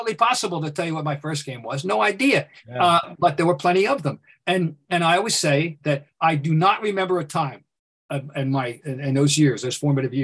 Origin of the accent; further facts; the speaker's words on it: Trenton, New Jersey, United States; I'm from Trenton, New Jersey